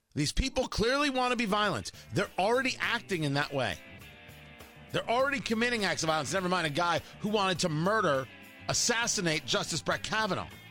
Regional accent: Middletown, New Jersey, United States; I grew up in Jersey, right? I grew up in Middletown

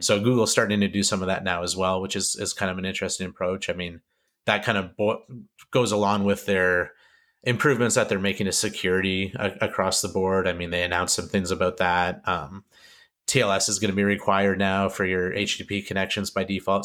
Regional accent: Canada; I'm Canadian

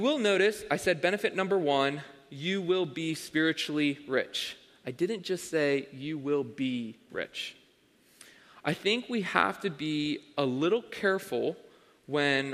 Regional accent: Avondale, Pennsylvania, United States; I grew up in Avondale, Pennsylvania

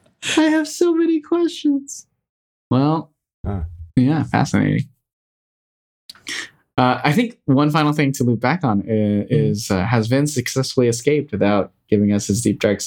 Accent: United States; I grew up in the United States, but my family primarily spoke Chinese and like consumed a lot of Chinese media as a kid.

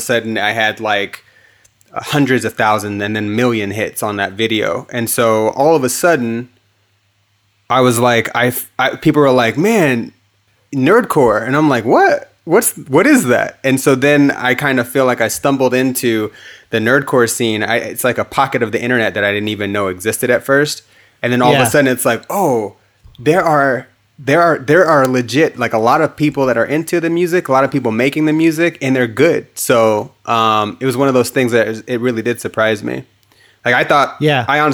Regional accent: Hayward, California, United States; also born or lived in Dublin, California / Pleasanton, California / Phoenix, Arizona; I'm from Northern California. Like elementary school was in Hayward, California. And then high school was in Dublin or Pleasanton, California.

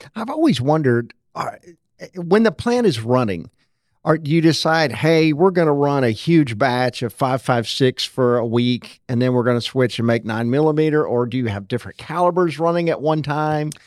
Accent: Rose City, Arkansas, United States; I grew up in Rose City

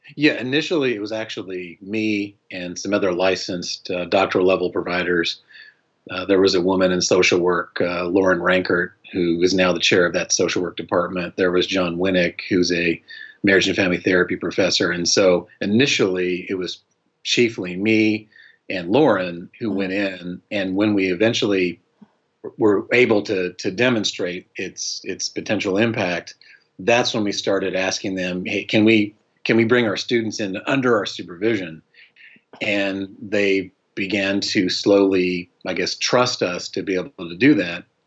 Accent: Colorado, United States; moved away as an adult; also born or lived in Utah; now in North Carolina, United States; I was born and raised in Colorado

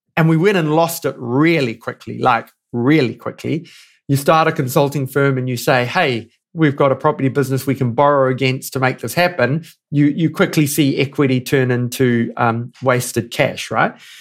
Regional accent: New Zealand; moved away as an adult; now in Johannesburg, South Africa; I'm a New Zealander through and through

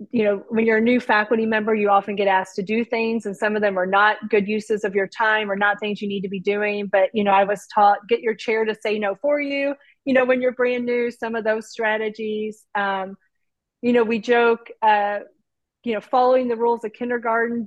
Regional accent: Midwest, United States; also born or lived in Southern Indiana; I'm from the Midwest where everyone's like the pleasantries are all there

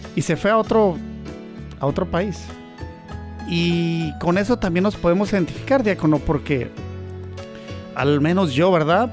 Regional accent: Chihuahua, Mexico; moved away as an adult; now in United States; soy de Chihuahua

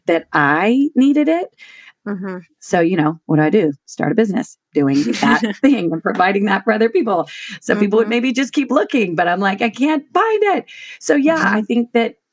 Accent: Shreveport, Louisiana, United States; moved away as an adult; also born or lived in Austin, Texas; I grew up in Shreveport, Louisiana.

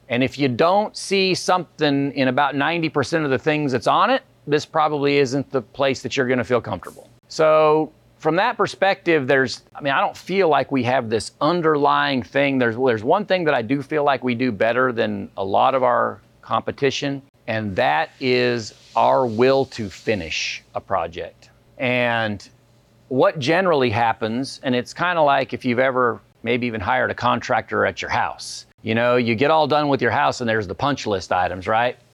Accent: Cottonwood, Arizona, United States; move back to my hometown

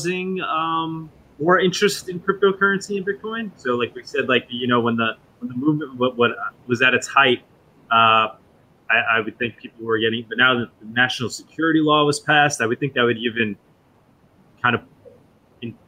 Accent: United States; I'm an American

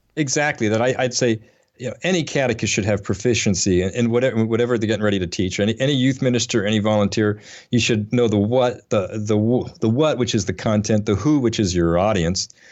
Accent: Atlanta, Georgia, United States; near my hometown, or here in Atlanta

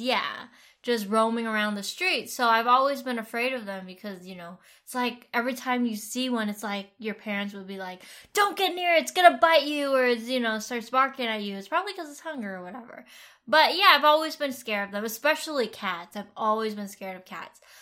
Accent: Vietnam; moved away; I grew up in Vietnam

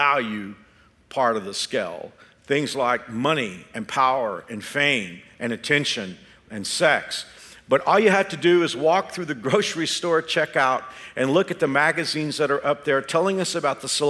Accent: Texas, United States; now in Kansas, United States; I am a Texan by the grace of God

